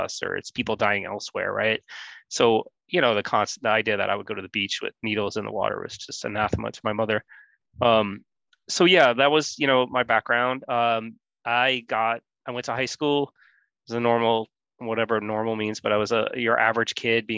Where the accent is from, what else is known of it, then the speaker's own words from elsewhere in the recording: New York City, New York, United States; I grew up in Queens, New York, like sort of in this little peninsula called Rockaway